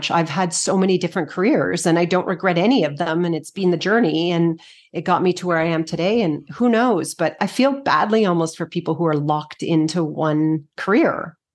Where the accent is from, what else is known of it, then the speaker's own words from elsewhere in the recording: Edmonton, Alberta, Canada; also born or lived in Victoria; Edmonton. Edmonton. Edmonton. Yeah. Then I went to university in Victoria.